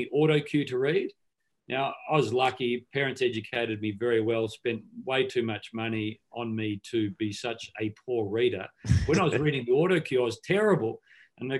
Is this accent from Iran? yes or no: no; Mount Pleasant, South Australia, Australia; I grew up in South Australia. We're in a small country town, as you alluded to, Mount Pleasant, 260 people, I think, still